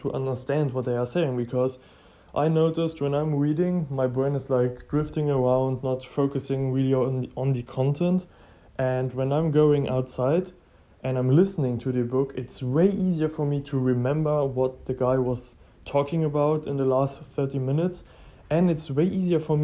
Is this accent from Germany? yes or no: yes; Germany; English is a second language; I'm from Germany